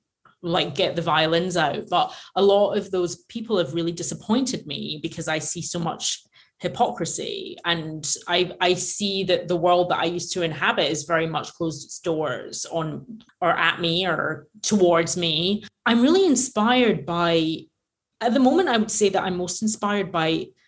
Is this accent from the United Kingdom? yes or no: yes; Glasgow, Scotland, United Kingdom; now in Los Angeles, United States; we grew up in this tiny little community in Glasgow